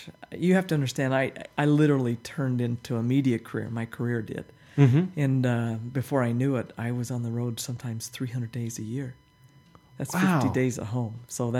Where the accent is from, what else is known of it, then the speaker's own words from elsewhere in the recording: Monticello, Utah, United States; now in Salt Lake City, United States; And we lived in Monticello in the forest ranger house, about a mile out of town.